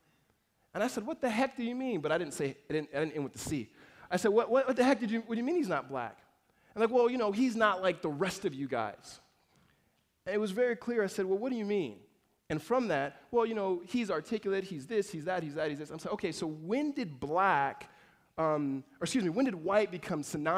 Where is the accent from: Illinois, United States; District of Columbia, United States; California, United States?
California, United States; Los Angeles; also born or lived in Mississippi / La Verne, California; moved to Los Angeles in the inner city